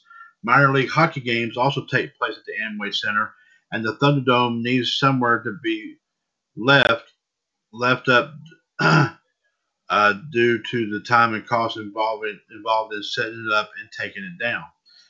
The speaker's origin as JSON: {"language": "English", "region": "Scotland", "country": "United Kingdom", "said": "I don't know. I'm from Scotland. I've seen the sword store."}